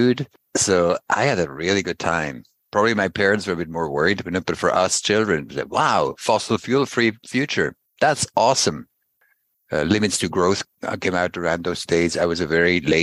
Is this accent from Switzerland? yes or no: yes; Basel, Basel-Stadt, Switzerland; I grew up in Basel